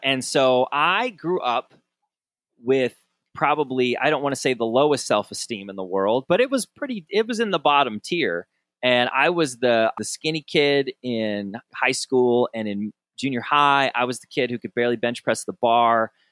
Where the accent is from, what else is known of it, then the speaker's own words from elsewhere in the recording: Southern Michigan, United States; growing up in Sou-, in Southern Michigan